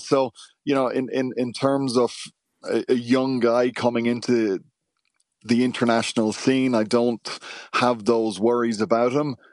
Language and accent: English; Ireland; it's something that's inherent in our D N A as Irish people